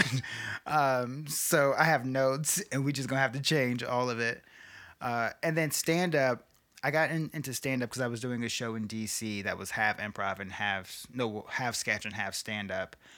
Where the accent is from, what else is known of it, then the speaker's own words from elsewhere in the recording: Chicago, Illinois, United States; growing up on the South Side of Chicago